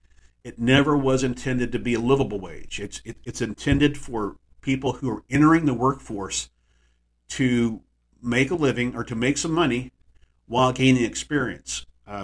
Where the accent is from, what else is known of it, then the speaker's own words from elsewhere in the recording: Texas, United States; my hometown in Texas